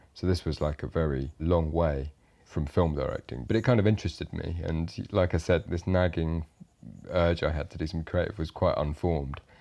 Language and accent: English; Ipswich, East of England, United Kingdom; I grew up in Ipswich, which is a fairly, um, bog standard British town